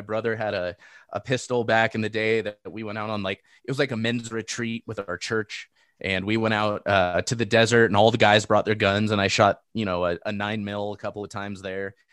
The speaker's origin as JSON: {"language": "English", "town": "Seal Beach", "region": "California", "country": "United States", "tie": "born or raised there", "moved": "yes", "said": "I grew up in Seal Beach."}